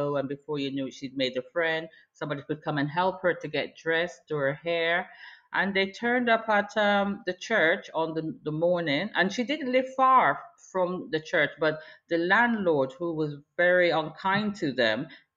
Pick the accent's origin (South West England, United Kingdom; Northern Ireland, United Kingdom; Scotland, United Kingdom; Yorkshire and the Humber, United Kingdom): South West England, United Kingdom; Bath; I've lived in Bath since 1969. And my first school, a junior school, St. Andrews